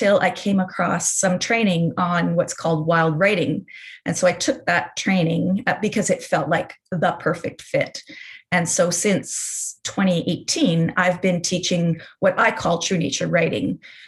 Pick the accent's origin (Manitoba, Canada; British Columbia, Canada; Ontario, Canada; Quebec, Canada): Manitoba, Canada; outside of Winnipeg; I grew up outside of Winnipeg on an acreage with a family that had a big garden